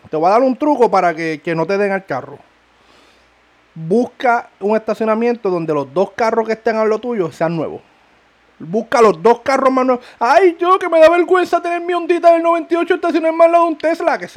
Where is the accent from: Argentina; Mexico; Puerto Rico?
Puerto Rico; Ponce; Somos de Ponce, para que sepan.